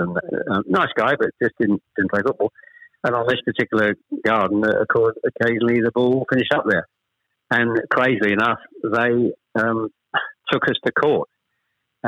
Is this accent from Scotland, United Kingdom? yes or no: no; Chelmsford, East of England, United Kingdom; born or raised there; also born or lived in Ashton-under-Lyne, North West England